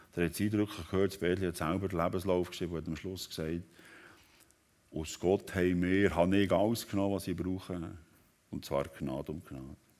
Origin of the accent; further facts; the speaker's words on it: Switzerland; Hier bei uns in der Schweiz